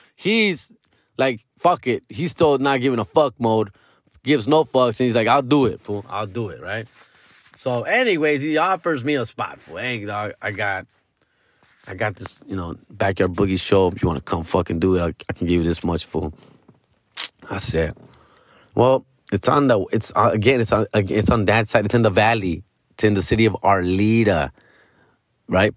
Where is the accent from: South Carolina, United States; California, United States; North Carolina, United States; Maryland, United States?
California, United States; Los Angeles; I'm from Los Angeles